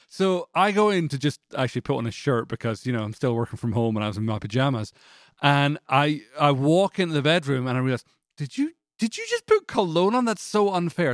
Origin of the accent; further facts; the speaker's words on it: Canada; now in Franklin, United States; I'm from Canada